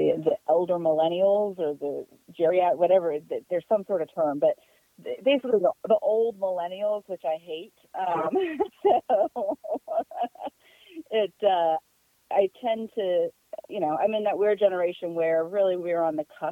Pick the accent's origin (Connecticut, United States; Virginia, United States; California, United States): Virginia, United States; Leesburg; I grew up in Loudoun County up in Northern Virginia.